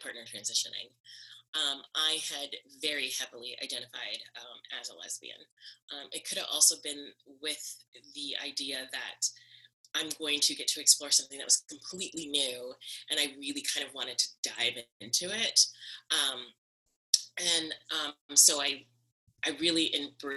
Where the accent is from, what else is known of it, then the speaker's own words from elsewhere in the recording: the South, United States; the military lifestyle on top of being a Southern person